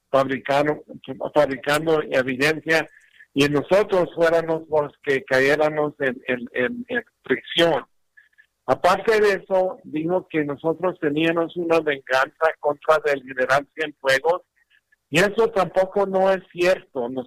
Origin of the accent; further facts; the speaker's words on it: Mexico; now in United States; y yo soy mexicano